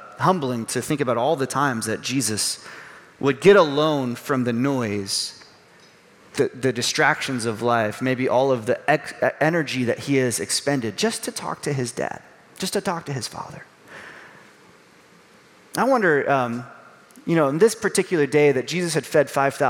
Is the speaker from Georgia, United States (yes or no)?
no; Chicago, Illinois, United States; Growing up around the Chicago area